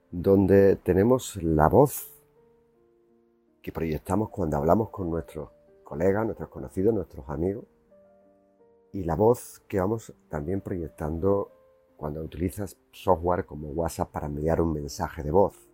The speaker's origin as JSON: {"language": "Spanish", "town": "Seville", "region": "Andalusia", "country": "Spain", "tie": "born or raised there", "also_born_or_lived": "Jerez de la Frontera", "said": "Yo soy andaluz y sé hablar el dialecto de Andalucía, el de Jerez donde nací y el de Triana donde me crié."}